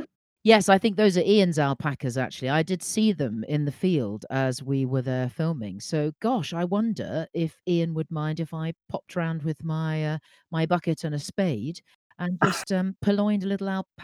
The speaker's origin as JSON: {"language": "English", "area": "Sussex", "region": "South East England", "country": "United Kingdom", "tie": "born or raised there", "said": "when I was a child in the 70s growing up in Sussex"}